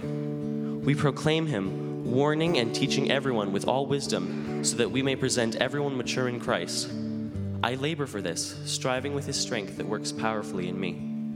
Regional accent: Newfoundland and Labrador, Canada; moved away; I'm, I'm from the East Coast. I'm from Newfoundland and Labrador

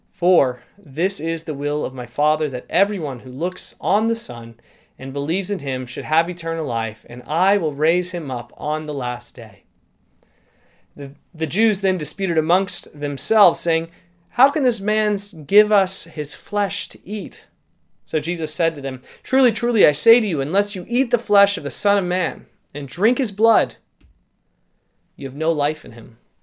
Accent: St. Louis, Missouri, United States; now in Canada; I actually grew up in the Saint Louis area

